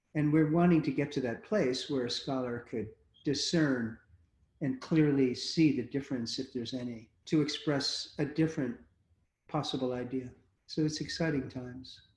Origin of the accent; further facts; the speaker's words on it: United States; as an American